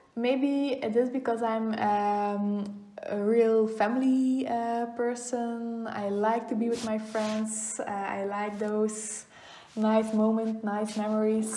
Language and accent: English; Oudenaarde, Flanders, Belgium; I grew up in Oudenaarde.